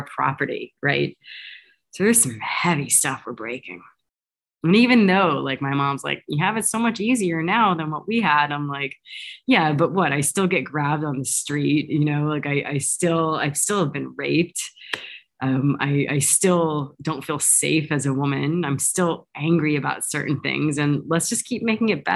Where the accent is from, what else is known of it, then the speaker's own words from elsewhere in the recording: United States; I'm American by birth